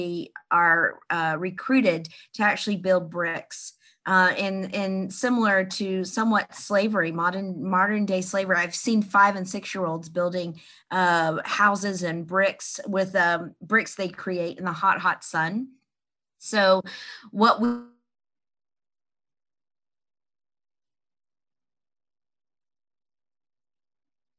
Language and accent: English; Columbus, Ohio, United States; I'm from Columbus, Ohio, and OHIO, baby, Buckeyes